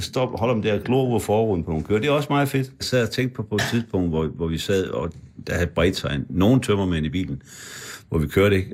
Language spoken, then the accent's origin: Danish; Frederikshavn, North Denmark Region, Denmark; moved away; Jeg voksede op uden for Frederikshavn og i Frederikshavn